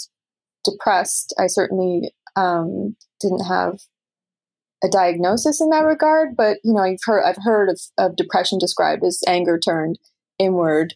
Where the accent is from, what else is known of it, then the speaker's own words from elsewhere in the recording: Canada; moved away as an adult; now in New York, United States; as a Canadian